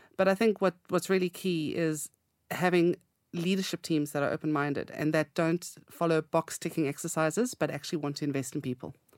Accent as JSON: {"language": "English", "country": "South Africa", "moved": "as an adult", "lives_now": "United Kingdom", "said": "I come from South Africa"}